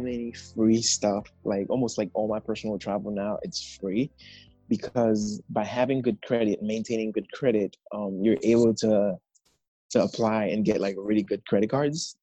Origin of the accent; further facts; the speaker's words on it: Haiti; now in United States; I am from Haiti. Um, I've been living in the States for the past 16 years